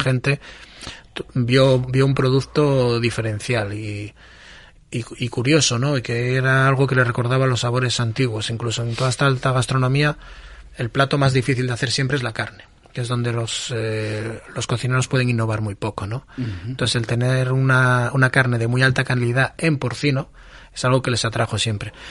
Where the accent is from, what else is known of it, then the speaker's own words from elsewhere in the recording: Asturias, Spain; nosotros somos personas que criamos gochos, que somos asturianos, que estamos muy orgullosos de ser asturianos